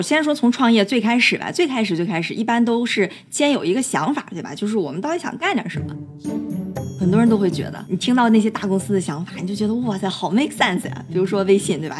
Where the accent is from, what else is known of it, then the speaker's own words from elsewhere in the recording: Dalian, Liaoning, China; moved away as an adult; also born or lived in Beijing / New York; 我自己是在国内长大的，大连土生土长